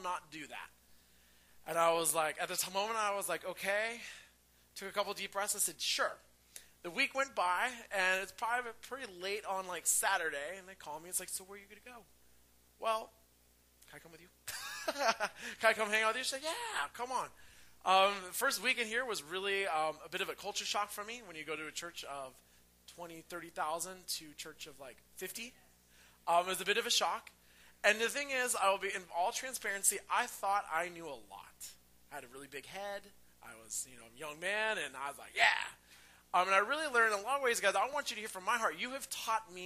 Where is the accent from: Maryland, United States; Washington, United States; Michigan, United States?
Washington, United States; Renton; moved away; I am a native of the Northwest. I am from Renton, Washington.